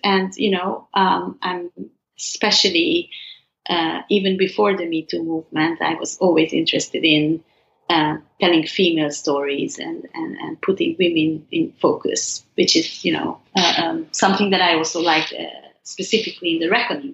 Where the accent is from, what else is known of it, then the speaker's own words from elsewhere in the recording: Hungary; growing up in Hungary